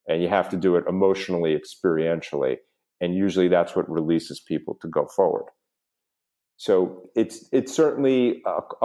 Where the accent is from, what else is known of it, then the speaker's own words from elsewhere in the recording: New York, United States; now in South Florida, United States; growing up in New York